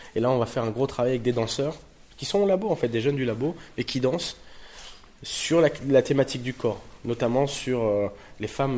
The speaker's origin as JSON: {"language": "French", "town": "Tourcoing", "region": "Hauts-de-France", "country": "France", "tie": "born or raised there", "also_born_or_lived": "Roubaix / Paris", "moved": "as an adult", "said": "je suis né à Roubaix, j'ai grandi à Tourcoing"}